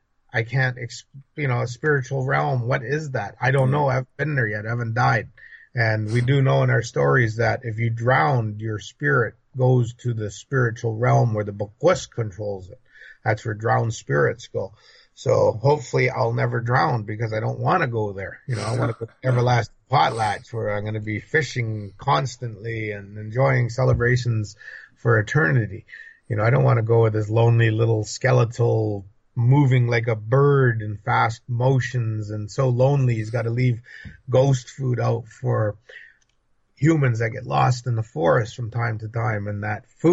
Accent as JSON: {"language": "English", "region": "British Columbia", "country": "Canada", "said": "I'm from British Columbia, British Columbia"}